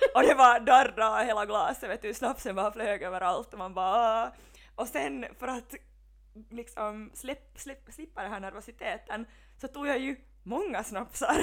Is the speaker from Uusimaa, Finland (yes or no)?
yes; Helsinki, Uusimaa, Finland; moved away as an adult; now in Vaasa, Finland; jag är ju från Helsingfors